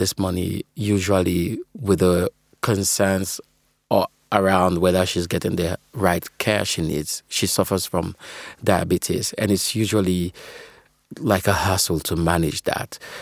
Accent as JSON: {"language": "English", "country": "Sierra Leone", "moved": "yes", "lives_now": "United Kingdom", "said": "I'm originally from Sierra Leone, currently, uh, based out in the U K."}